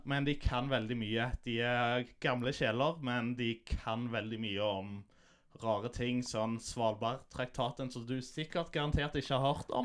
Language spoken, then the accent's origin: Norwegian; Stavanger, Rogaland, Norway; also born or lived in Vancouver, Canada; Jeg er født og oppvokst på Hundvåg